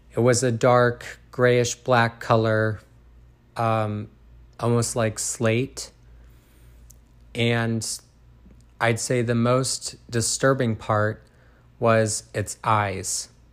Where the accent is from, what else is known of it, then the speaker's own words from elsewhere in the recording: Groveport, Ohio, United States; I was born and raised in Groveport, Ohio